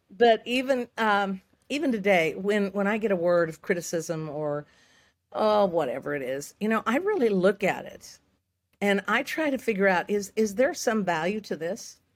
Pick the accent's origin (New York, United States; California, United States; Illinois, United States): California, United States; Santa Rosa; I was born in Santa Rosa, California. It's, it's Sonoma County